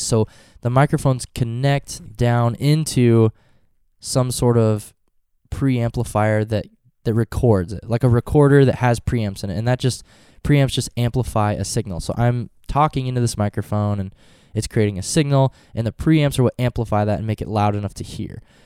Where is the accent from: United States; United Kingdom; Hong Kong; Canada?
United States; Norfolk; Norfolk today, my hometown